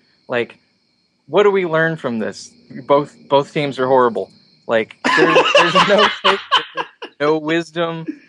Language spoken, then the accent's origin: English; the South, United States; we're both from the South.